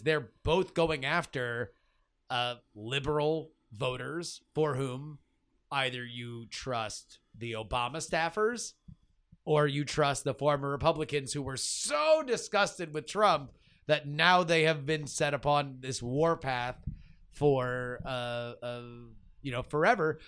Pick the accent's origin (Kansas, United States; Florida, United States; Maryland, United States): Florida, United States; Broward County; in Florida, we grew up in Broward County